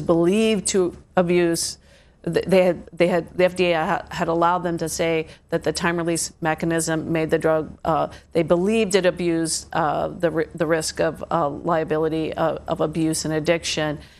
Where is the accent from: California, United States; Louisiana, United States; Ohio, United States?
Ohio, United States; moved away; the little towns I grew up in in Ohio, which were just farming towns